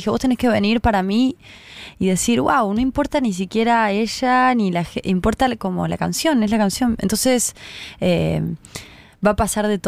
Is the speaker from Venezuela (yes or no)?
no; Córdoba, Argentina; y vinimos desde Córdoba, y es como mi pandilla, parte de mi pandilla.